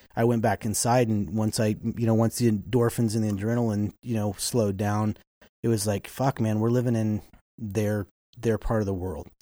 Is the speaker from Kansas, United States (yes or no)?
yes; Kansas, United States; moved away; also born or lived in Wyoming; I grew up in Kansas